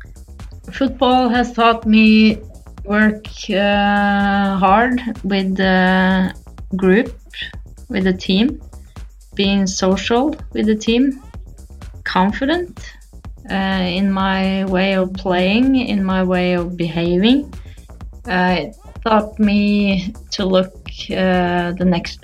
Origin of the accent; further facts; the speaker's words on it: Norway; I played with the boys in my hometown, Momoen, a small town with 800 people